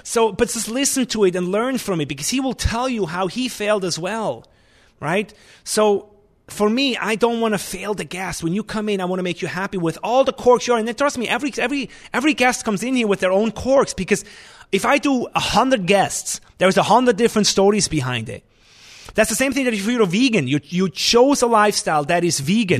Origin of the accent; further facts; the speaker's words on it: Switzerland; English is a second language; moved away as an adult; also born or lived in New York, United States / Lanai, Hawaii, United States; now in Vermont, United States; I came from Switzerland